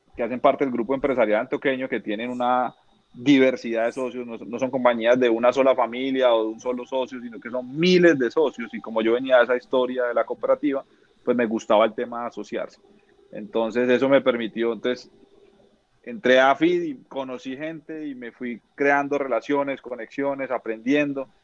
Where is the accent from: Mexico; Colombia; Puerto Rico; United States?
Colombia; Neiva, Huila; Yo soy de Neiva Huila